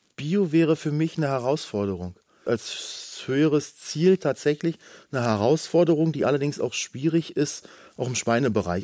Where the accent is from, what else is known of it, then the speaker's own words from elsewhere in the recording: Brandenburg, Germany; Bei uns in Brandenburg